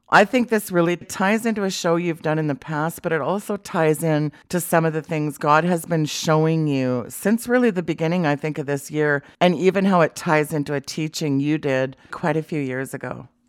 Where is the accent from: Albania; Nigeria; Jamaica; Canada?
Canada; as a Canadian